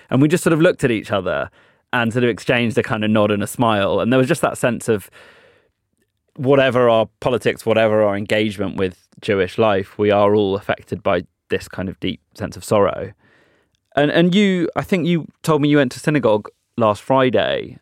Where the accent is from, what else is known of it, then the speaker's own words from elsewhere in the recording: United Kingdom; British Jews